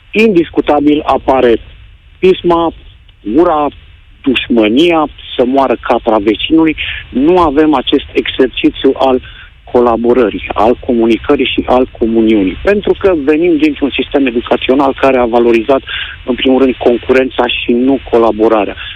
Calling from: Copenhagen, Capital Region of Denmark, Denmark; Salutările vin de la Copenhaga, din Danemarca.

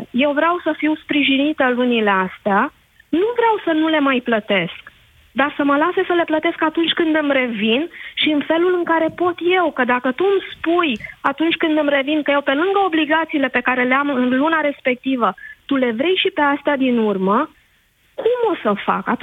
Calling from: Buftea, Ilfov, Romania; Bună ziua, Alina, sunt din Buftea.

